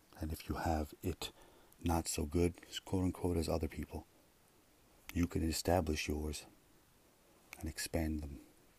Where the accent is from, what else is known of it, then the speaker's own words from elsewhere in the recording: Russia; born there; I was born in Russia. You know? I think. So they tell me.